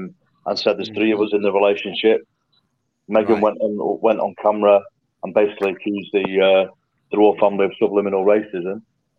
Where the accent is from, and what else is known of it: United Kingdom; born or raised there